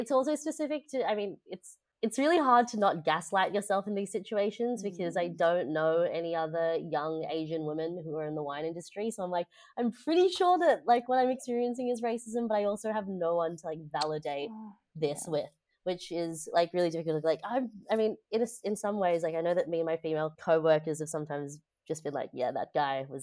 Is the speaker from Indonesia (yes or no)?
yes; Indonesia; moved away; growing up in Indonesia